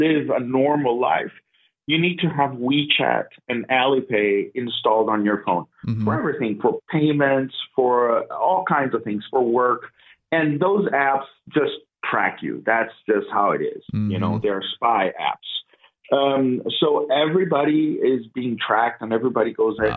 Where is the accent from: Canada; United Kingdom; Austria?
Canada; moved away as an adult; also born or lived in Guangdong, China / Lanzhou, China; now in China; I'm from Canada